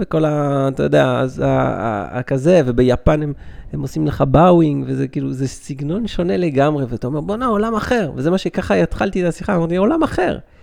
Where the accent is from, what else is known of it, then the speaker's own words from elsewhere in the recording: Belgium; now in Israel; אני בא מבלגיה